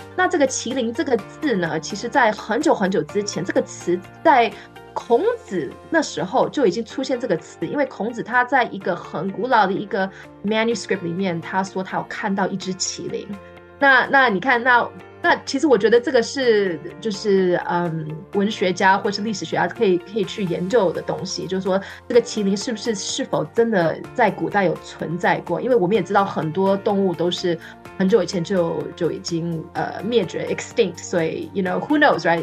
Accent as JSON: {"language": "Chinese", "country": "Taiwan", "tie": "born or raised there", "moved": "yes", "lives_now": "California, United States", "said": "因为我在台湾长大"}